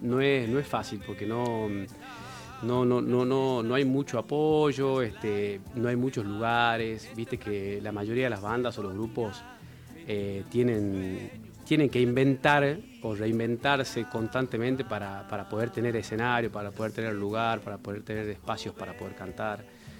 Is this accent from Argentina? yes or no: yes; Yerba Buena, Tucumán, Argentina; moved away as an adult; now in Tafí Viejo, Argentina; yo de Yerba Buena